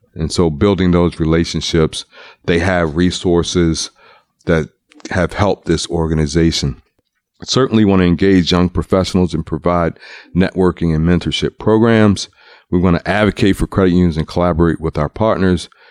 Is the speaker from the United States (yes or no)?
yes; Baltimore, Maryland, United States; I'm from Baltimore